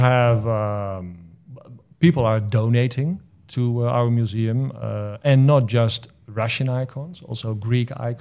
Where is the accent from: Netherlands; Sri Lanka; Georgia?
Netherlands; moved away as an adult; now in Clinton, United States; I came over from the Netherlands to be the new executive director of this place